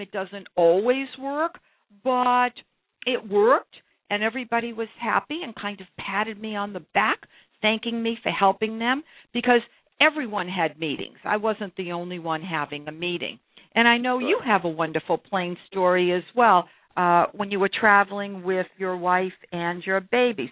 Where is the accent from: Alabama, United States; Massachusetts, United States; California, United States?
Massachusetts, United States; Brookline; I grew up in Brookline, Massachusetts